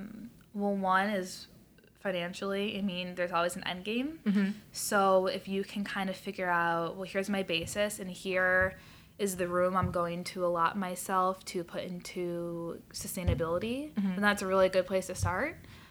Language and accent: English; West Coast, United States; now in Chicago, United States; so growing up on the West Coast and being on the water, I loved it.